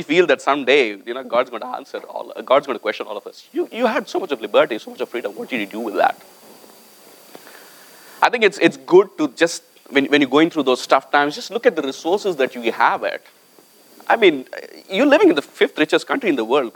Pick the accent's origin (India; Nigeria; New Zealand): India; moved away; I came from India